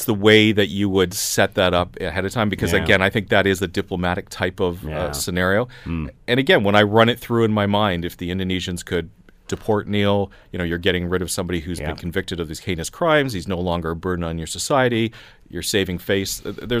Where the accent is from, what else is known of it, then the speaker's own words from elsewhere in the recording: Canada; as a Canadian, once you leave sovereign Canadian land, you really are under the jurisdiction of whatever country you go to.